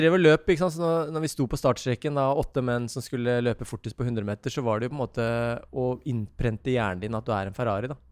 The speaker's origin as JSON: {"language": "Norwegian", "town": "Ski", "region": "Akershus", "country": "Norway", "said": "Vi er jo vi er et bondegjeng mm. ute på Ski."}